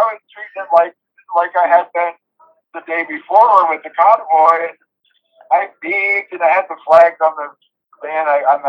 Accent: New England, United States; So even though I come from New England and stuff, it was, like, bitter cold.

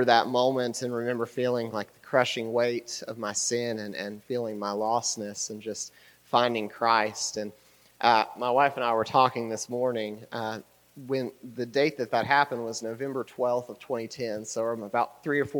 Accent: Huntington, West Virginia, United States; we're from Huntington, West Virginia, and we've kind of lived there our whole life.

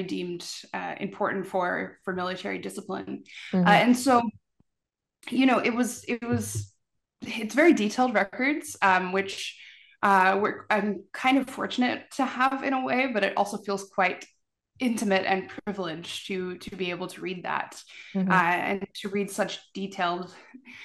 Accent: Newfoundland and Labrador, Canada; Growing up, we had a great uncle who died in the war. And so, you know, I'm a Newfoundlander

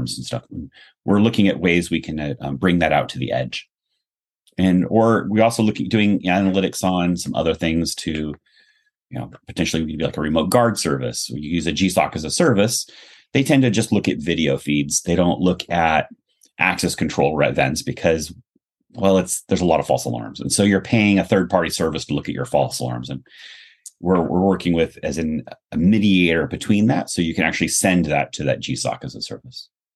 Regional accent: Cupertino, California, United States; I grew up in Cupertino

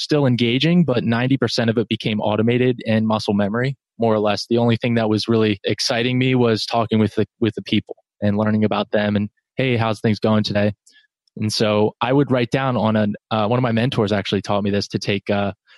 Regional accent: New Jersey, United States; now in North Carolina, United States; I'm in North Carolina. I'm a Jersey guy. I grew up, born and raised in New Jersey.

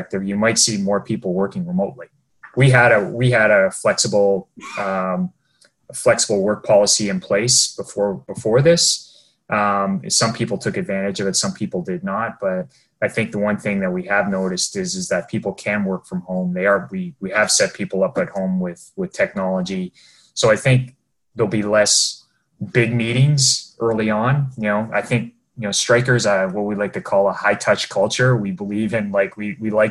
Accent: Ontario, Canada; moved away as an adult; now in Vancouver, Canada; we're both from Ontario

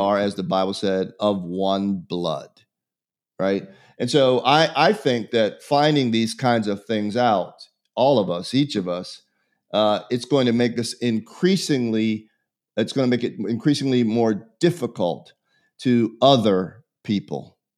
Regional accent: Pittsburgh, Pennsylvania, United States; I was born in Pittsburgh, Pennsylvania in a foundling home

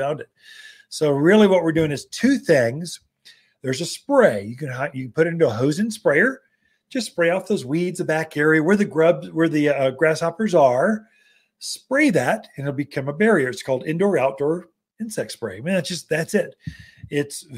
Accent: the South, United States; accent: Southern; now in Prescott, United States; coming from a Southern boy

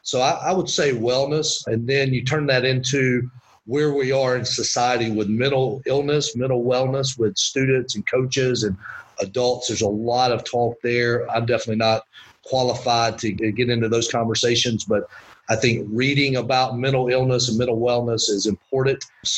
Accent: Winder, Georgia, United States; And then the other part of that I learned growing up in Winder was a sense of community pride.

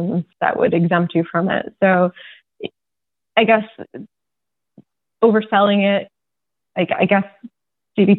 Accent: Seattle, Washington, United States; now in New York, United States; I'm from Seattle

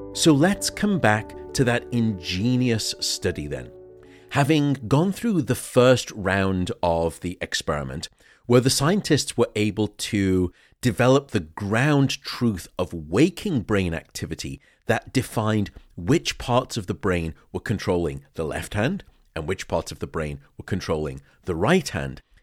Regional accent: United Kingdom; I'm unfortunately British

